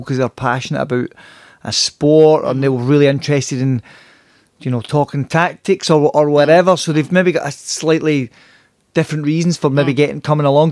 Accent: Glasgow, Scotland, United Kingdom; we're both from Glasgow

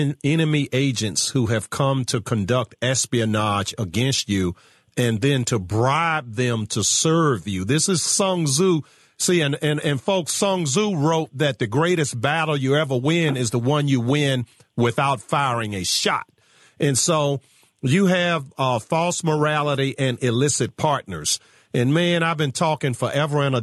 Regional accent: Virginia, United States; my home state of Virginia

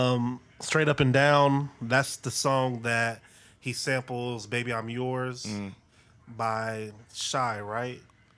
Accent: Dayton, Ohio, United States; I'm from Dayton, Ohio. The city of that, funk that came, yeah, all that music came through there.

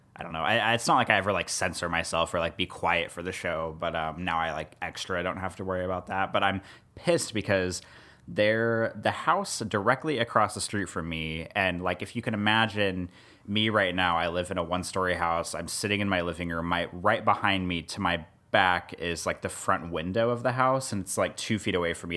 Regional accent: Kansas City, Missouri, United States; moved away as an adult; also born or lived in Columbia, Missouri / Omaha, Nebraska; now in New Orleans, United States; I grew up in Missouri a bunch of times. So, like, I'm from the Kansas City area for Kansas City, Missouri

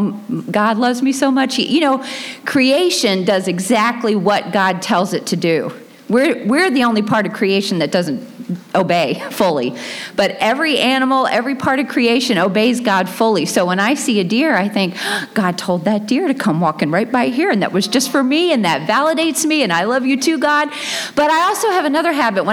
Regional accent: Dothan, Alabama, United States; accent: Southern; moved away; I was born in Dothan, Alabama

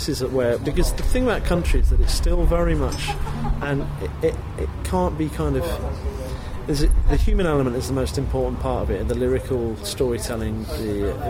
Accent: England, United Kingdom; I'm English

